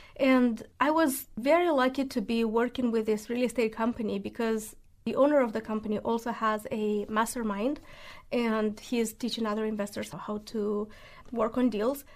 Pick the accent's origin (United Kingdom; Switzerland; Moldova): Moldova; English is a second language; moved away as an adult; also born or lived in Spartanburg, South Carolina; now in Nashville, United States; I'm originally from Moldova.